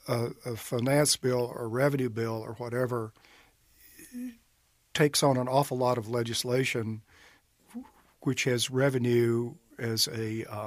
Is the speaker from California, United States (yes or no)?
no; Amory, Mississippi, United States